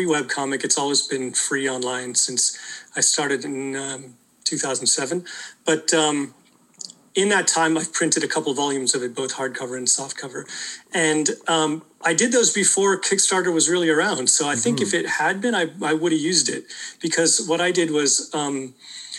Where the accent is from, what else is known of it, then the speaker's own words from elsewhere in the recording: Welland, Ontario, Canada; I grew up in like a rural area near Niagara Falls. It's in a city called Welland